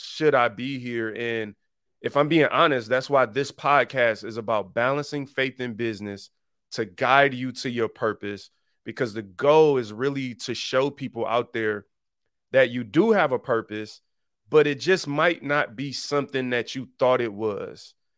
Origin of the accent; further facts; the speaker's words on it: Detroit, Michigan, United States; I was born and raised in Detroit on the East Side